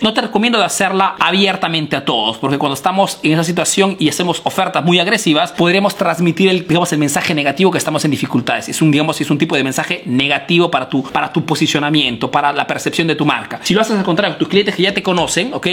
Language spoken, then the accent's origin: Spanish; Peru; now in Italy